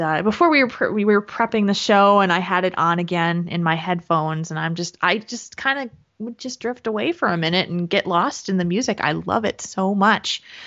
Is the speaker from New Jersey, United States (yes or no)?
yes; New Jersey, United States; moved away; I am originally from New Jersey, and that's where my parents live.